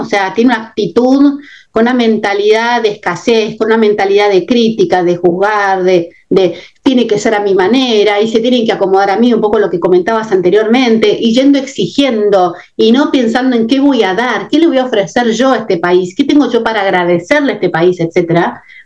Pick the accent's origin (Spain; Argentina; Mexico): Argentina; moved away as an adult; also born or lived in England; mi país de origen, en mi caso con Argentina